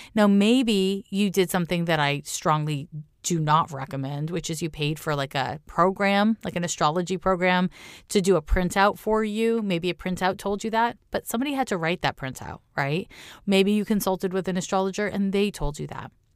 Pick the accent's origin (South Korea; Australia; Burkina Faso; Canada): Canada; Montreal, Quebec; my hometown, Montreal, Quebec